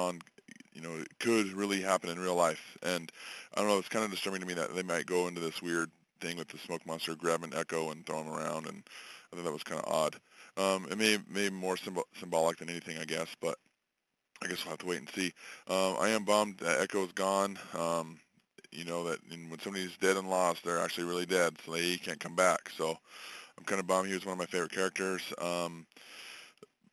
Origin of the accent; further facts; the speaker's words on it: Boise, Idaho, United States; I'm obviously from Boise